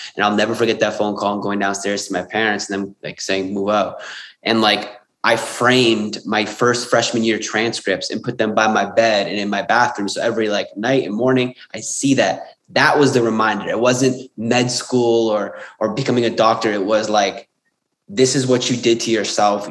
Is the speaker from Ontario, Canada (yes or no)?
yes; Windsor, Ontario, Canada; also born or lived in Sydney; I'm originally from Windsor, Ontario, Canada